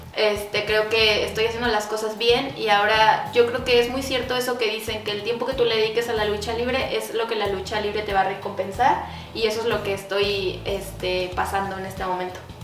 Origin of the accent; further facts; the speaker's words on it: Mexico; nosotros como luchadores mexicanos que estamos de extranjeros aquí en Estados Unidos